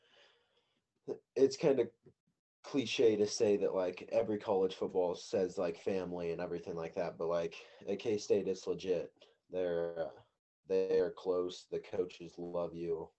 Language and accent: English; Brewster, Kansas, United States; I'm from Brewster, Kansas. So, little town out west, way west.